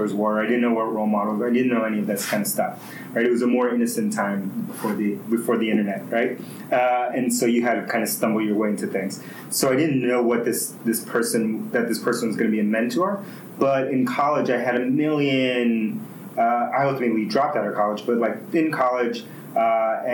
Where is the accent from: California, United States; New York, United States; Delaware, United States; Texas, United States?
New York, United States; New York City; first language Spanish; English is a second language; also born or lived in Bronx, New York; I was born in the Bronx, New York, and then grew up in Queens, New York. So I moved to Queens when I was 5, grew up there